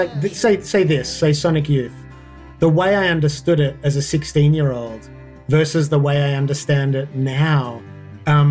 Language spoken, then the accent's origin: English; Australia; also born or lived in Sydney; as an Australian kind of punk kid